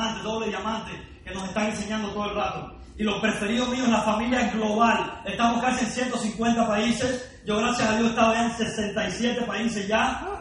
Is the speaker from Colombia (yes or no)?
no; Cuba; now in Miami, United States; vengo de Estados Unidos, de Miami, eh, pero nací en Cuba, ¿ok? Lo que pasa es que a pesar de que tengo casi la mitad de mi vida en Cuba y la otra mitad en Estados Unidos, no hablo ni español ni inglés, hablo spanglish.